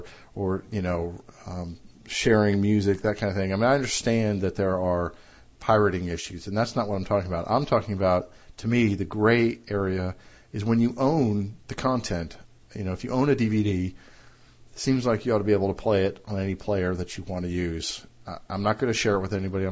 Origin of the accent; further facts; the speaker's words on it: United States; my home country of the U.S.